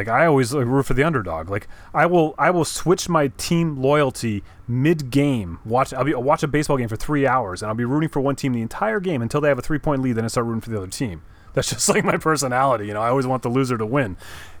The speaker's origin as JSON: {"language": "English", "region": "Massachusetts", "country": "United States", "tie": "born there", "said": "Oh, yeah. I was born in Massachusetts. You know, I mean, can't help it."}